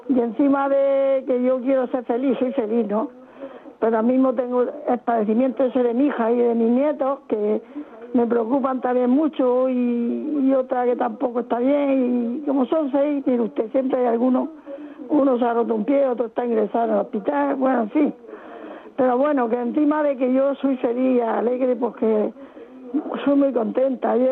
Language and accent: Spanish; Murcia, Region of Murcia, Spain; Soy de Murcia, pero soy eh, estoy en la parroquia de Santa Cruz.